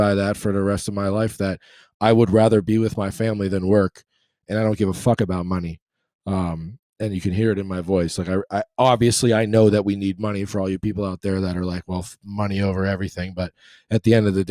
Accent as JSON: {"language": "English", "town": "Boston", "region": "Massachusetts", "country": "United States", "tie": "born or raised there", "moved": "yes", "said": "growing up in Boston"}